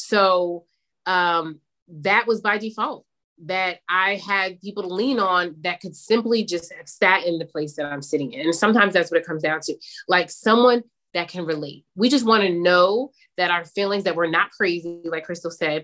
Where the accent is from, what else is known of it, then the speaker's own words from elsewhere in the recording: Summit, New Jersey, United States; my friend group that I grew up with in Summit, New Jersey.